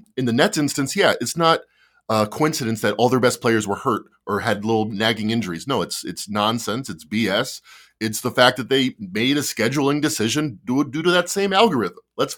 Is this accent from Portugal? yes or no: no; Australia; now in Indiana, United States; I'm Australian, but for some reason I live in Indiana.